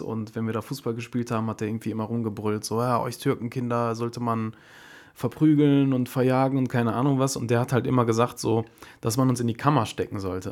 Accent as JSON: {"language": "German", "town": "Duisburg", "region": "North Rhine-Westphalia", "country": "Germany", "tie": "born or raised there", "said": "Also ich bin in, in Duisburg geboren und im ähm, Dichterviertel aufgewachsen"}